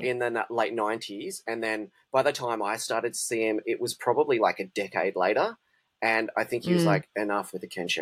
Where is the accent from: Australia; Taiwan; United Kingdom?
Australia; Perth, Western Australia; I'm from Perth, or Bulu, as refer to it